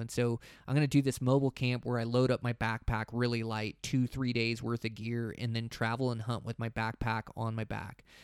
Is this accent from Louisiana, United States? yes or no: no; Montana, United States; my home state of Montana